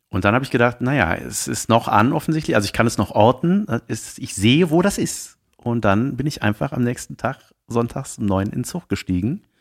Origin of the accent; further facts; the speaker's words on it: Munich, Bavaria, Germany; Ich komme aus München.